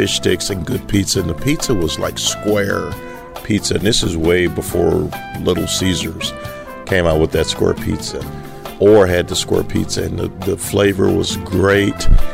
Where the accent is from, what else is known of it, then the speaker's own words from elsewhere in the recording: Tyler, Texas, United States; I'm from Tyler, Texas. My earliest school food memories were in Orr Elementary School